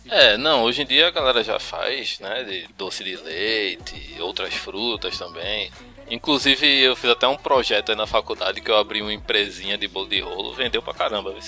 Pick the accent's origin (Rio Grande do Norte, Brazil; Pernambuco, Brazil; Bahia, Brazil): Pernambuco, Brazil; accent: pernambucano; aquele sotaque carregado pernambucano